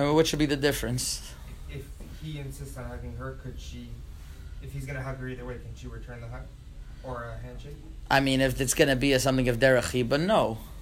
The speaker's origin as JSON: {"language": "English", "town": "Montreal", "region": "Quebec", "country": "Canada", "tie": "born or raised there", "also_born_or_lived": "Toronto", "moved": "yes", "said": "I grew up in Montreal, and I lived in Toronto for five years"}